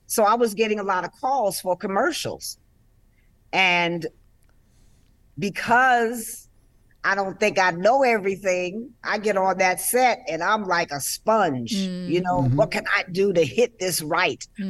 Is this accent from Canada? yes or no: no; New York City, New York, United States; growing up in Harlem